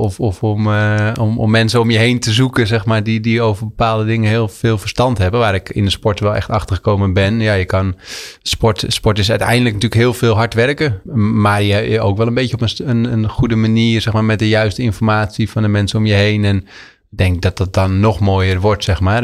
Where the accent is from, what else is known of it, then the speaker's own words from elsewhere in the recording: Vrouwenakker, South Holland, Netherlands; net onder de rook van Amsterdam in het plaatsje Vrouwenakker. Uh, oh, gemeente Nieuwkoop